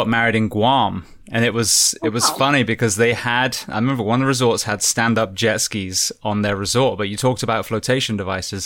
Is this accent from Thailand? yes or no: no; England, United Kingdom; now in United States; I came from England